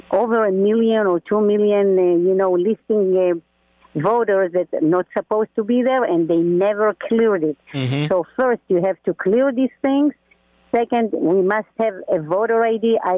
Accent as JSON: {"language": "English", "country": "Israel"}